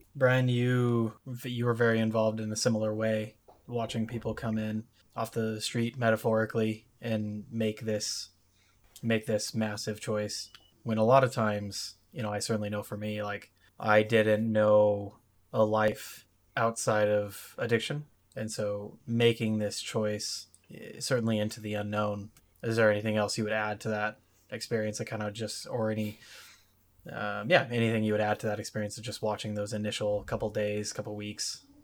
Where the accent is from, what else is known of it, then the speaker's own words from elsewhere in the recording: Washington, United States; I'm from Washington State